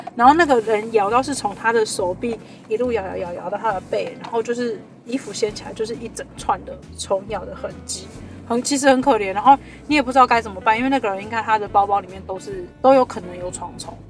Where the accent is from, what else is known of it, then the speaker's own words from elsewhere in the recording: Kaohsiung, Taiwan; now in Taipei, Taiwan; 我的家乡高雄